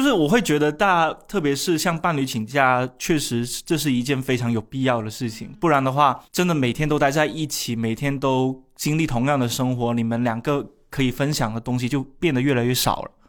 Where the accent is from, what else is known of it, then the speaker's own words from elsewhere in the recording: Shunde, Guangdong, China; 我现在是广东人人格，我是顺德人人格